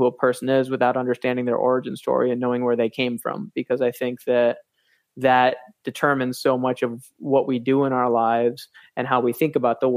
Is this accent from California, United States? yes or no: no; Grand Rapids, Michigan, United States; I grew up in Grand Rapids, 45 minutes away from Magic